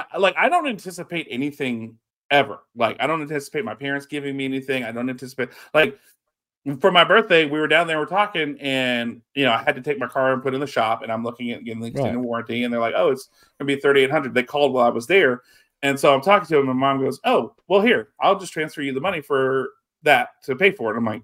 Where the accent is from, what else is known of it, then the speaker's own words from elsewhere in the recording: Lafayette, United States; moved away; my hometown of Lafayette, which has maybe 200,000 people